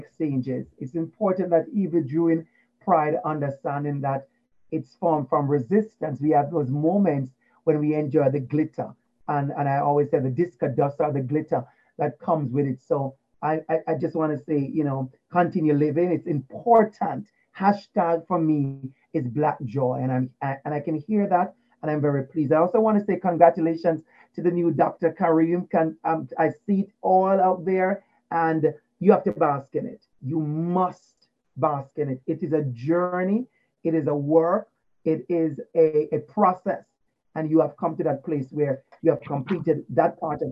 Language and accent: English; Portmore, Saint Catherine, Jamaica; moved away; I grew up in Portmore in Waterford.